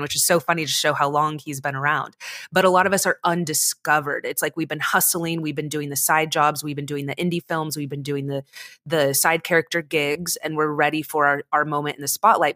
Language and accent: English; United States; growing up in America